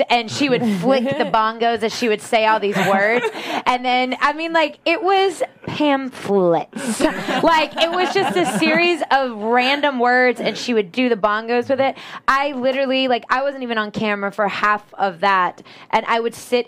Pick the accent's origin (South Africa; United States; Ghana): United States; the South; I'm from the South